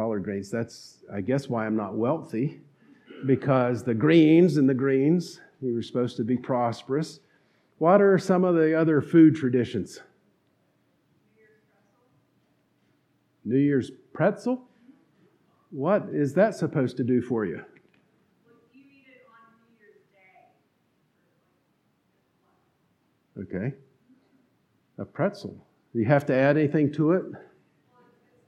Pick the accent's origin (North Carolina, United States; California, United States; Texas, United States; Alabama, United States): North Carolina, United States; accent: twang; I grew up in North Carolina